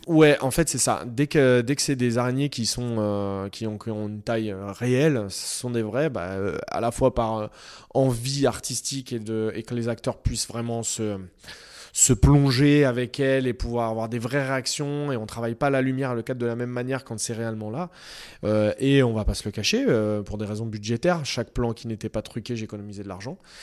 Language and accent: French; Noisy-le-Grand, Île-de-France, France; je viens de Noisy et puis j'ai grandi, euh, voilà, euh, j'ai grandi à deux pas de ces immeubles-là